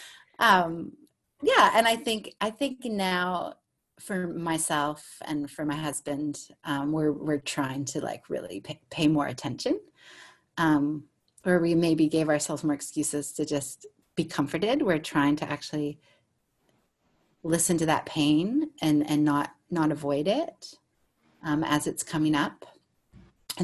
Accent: United States; now in Australia; as a American and Australian

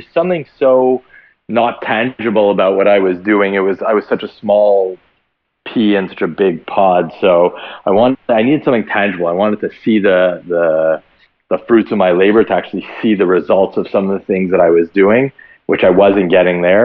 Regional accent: Montreal, Quebec, Canada; born and raised in Montreal

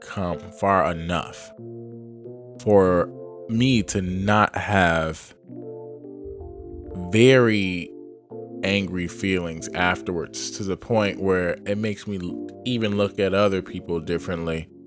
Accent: Detroit, Michigan, United States; also born or lived in Boston, Massachusetts; now in Los Angeles, United States; I am from Detroit, Michigan, and educated in Boston, Massachusetts.

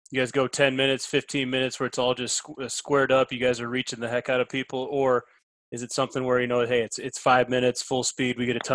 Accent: South Dakota, United States; It was actually up in South Dakota where I grew up.

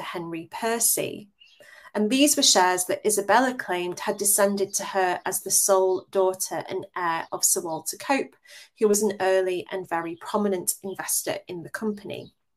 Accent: England, United Kingdom

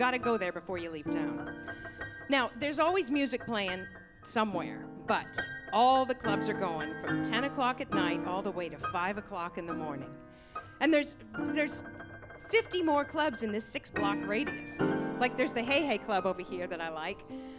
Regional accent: Liberty, Missouri, United States; I grew up in Kansas City, Missouri, and Liberty, Missouri, to be exact, about 15 minutes from downtown Kansas City.

